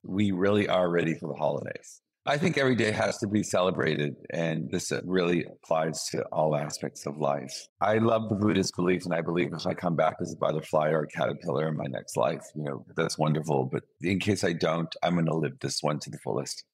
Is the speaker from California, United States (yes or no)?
no; Boston, Massachusetts, United States; moved away; my hometown of Boston